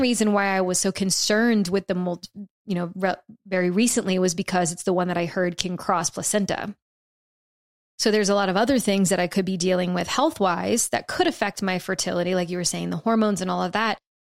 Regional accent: South Louisiana, United States; now in Texas, United States; growing up in South Louisiana

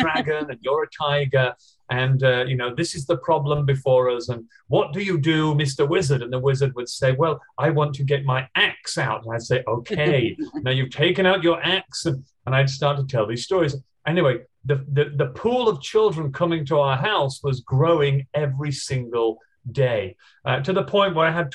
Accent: England, United Kingdom; now in Australia; I'm originally from England, but after traveling around the whole world, I decided that Australia was the sunniest and loveliest place to be. So now I live here.

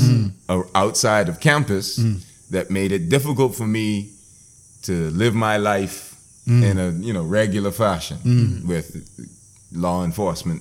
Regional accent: Bahamas; also born or lived in United States; I grew up in the Bahamas

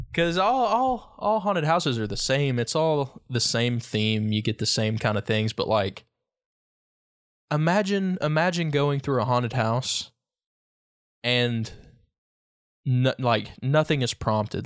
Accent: Lee County, Virginia, United States; now in Wise County, Virginia, United States; I'm not from Big Stone, but I've always grown up f, fifteen miles from Big Stone either way.

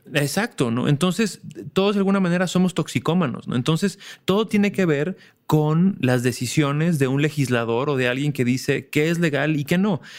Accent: Mexico; como mexicanos, al, bueno, al menos yo crecí como escuchando

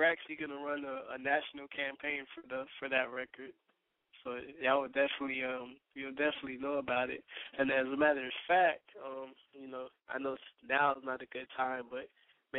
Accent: Fort Lauderdale, Florida, United States; I'm from Fort Lauderdale

